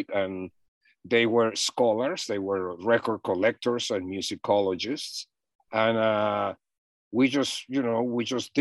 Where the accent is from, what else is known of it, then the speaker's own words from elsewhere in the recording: Mexico City, Mexico; moved away as an adult; now in United States; I'm from Mexico City.